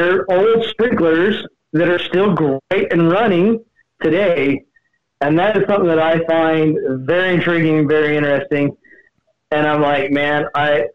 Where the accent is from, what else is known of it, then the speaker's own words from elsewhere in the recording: Utah, United States; moved away as an adult; also born or lived in Las Vegas, Nevada; Born and raised in Utah, where I went to Fremont High and met my wife, and then we moved down to Vegas